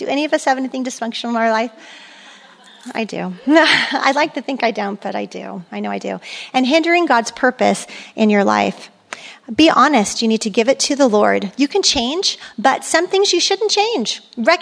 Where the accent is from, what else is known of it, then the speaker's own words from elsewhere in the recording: Germany; moved away; I grew up in Europe with, and there's no speed limit, you know, Autobahn.